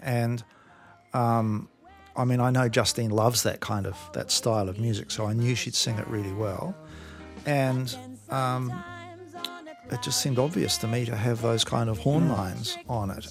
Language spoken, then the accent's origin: English; New Zealand; now in Australia; I grew up in New Zealand